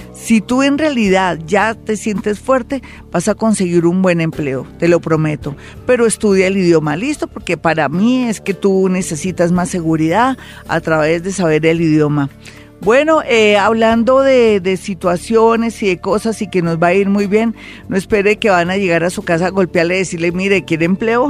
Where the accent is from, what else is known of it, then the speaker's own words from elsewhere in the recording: Mexico; soy mexicana